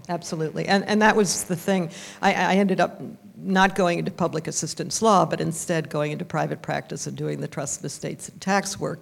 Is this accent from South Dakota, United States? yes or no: no; Vermont, United States; I am from Vermont, and my family's mostly Canadian, but I grew up in Vermont